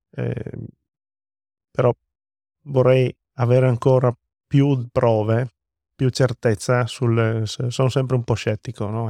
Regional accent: Friuli-Venezia Giulia, Italy; arrivo a casa col diploma in tasca e guardo la mia terra, che questo posto, questo luogo secondo me è magico

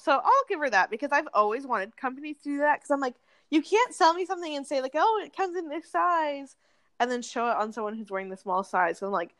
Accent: Wyoming, United States; I'm literally from Wyoming. I was born in Wyoming. I spent every single summer in Wyoming.

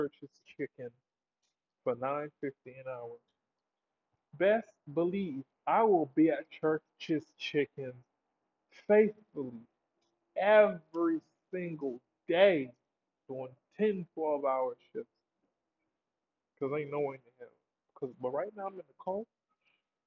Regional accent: United States; I'm American

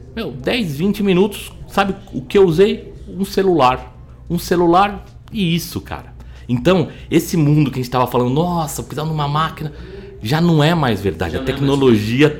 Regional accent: Brazil; nós como brasileiros

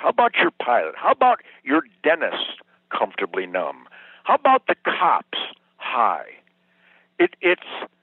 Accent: Michigan, United States; now in Texas, United States; freedom-infested Michigan swampland heart and Texas resident heart

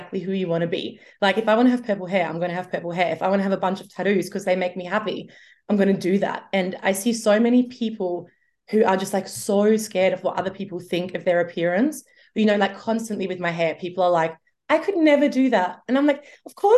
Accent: Germany; moved away; I grew up in Germany

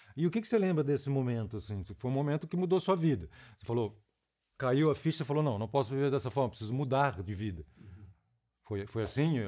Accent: Rio de Janeiro, Brazil; do Rio de Janeiro, lá, que eu sou da Tijuca, da Zona Norte

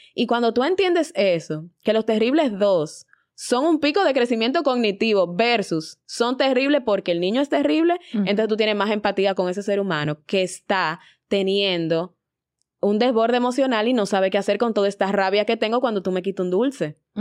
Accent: Dominican Republic

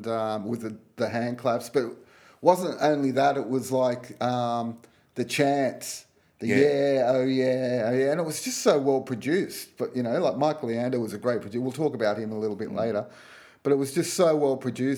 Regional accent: Sydney, New South Wales, Australia; growing up in Australia, we didn't have Top of the Pops.

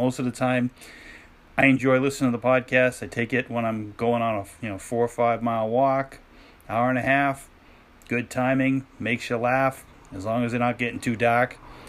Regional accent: Massachusetts, United States; Now, I'm from Massachusetts, okay?

